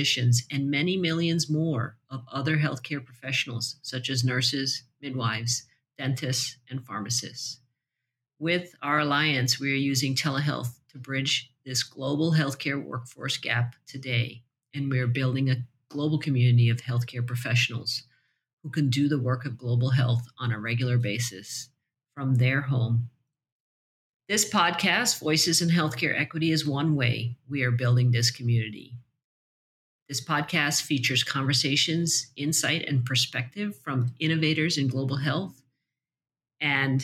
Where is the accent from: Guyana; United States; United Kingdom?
Guyana; my home country of Guyana